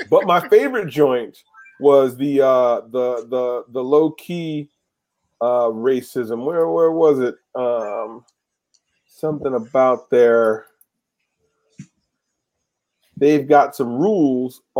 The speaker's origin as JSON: {"language": "English", "town": "Schenectady", "region": "New York", "country": "United States", "tie": "born or raised there", "moved": "yes", "said": "me being from the Electric City"}